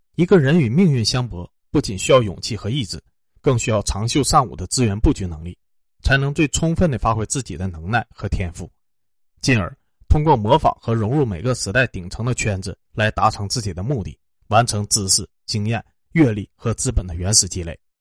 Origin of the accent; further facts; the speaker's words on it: China; 我们国人